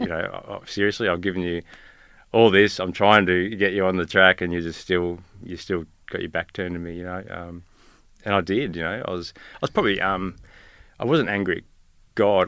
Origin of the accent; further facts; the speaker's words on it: Rosebery, Tasmania, Australia; now in Gympie, Australia; Tasmania, I was born on the west coast of Tasmania.